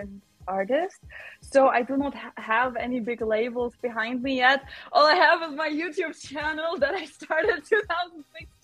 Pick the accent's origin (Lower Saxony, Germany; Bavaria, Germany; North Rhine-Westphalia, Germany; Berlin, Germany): North Rhine-Westphalia, Germany; Düsseldorf; Eurovision once came to Düsseldorf, to my hometown, home city. So I was about, I don't know, 12, 13 or so